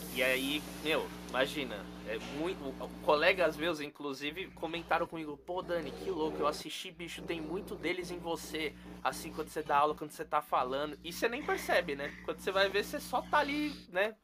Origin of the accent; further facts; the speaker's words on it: São Paulo, Brazil; queria ser de Salvador, mas não sou. Nasci aqui em São Paulo